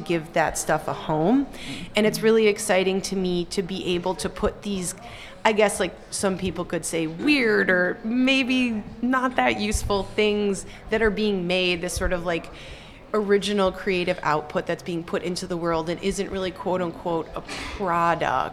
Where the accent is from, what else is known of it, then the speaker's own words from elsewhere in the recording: Chicago, Illinois, United States; moved away as an adult; I'm from Chicago. I've been back here since college, since 2010